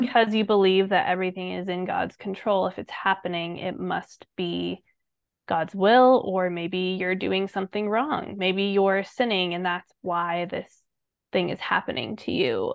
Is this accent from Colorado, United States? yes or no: yes; Colorado Springs, Colorado, United States; we b, both grew up in Colorado Springs